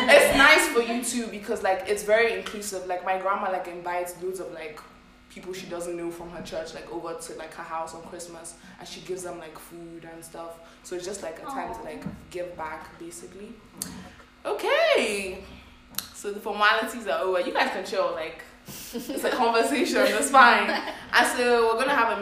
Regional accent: Nigeria; I'm from Nigeria

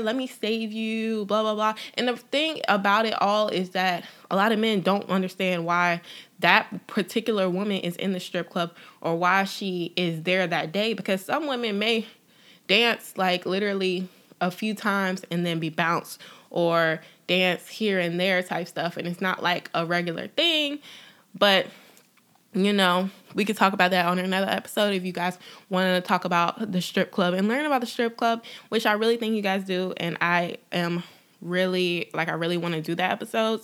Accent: Durham, North Carolina, United States; moved away as an adult; also born or lived in Los Angeles, California; now in Atlanta, United States; I am originally from Durham, North Carolina. I was, um, in North Carolina until two thousand thirteen, and I moved to Atlanta

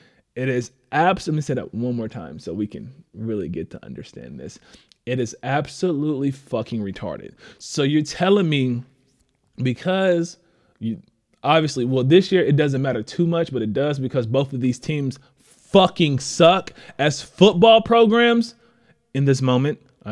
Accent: Texas, United States; I am a nigga from Texas and I am down here.

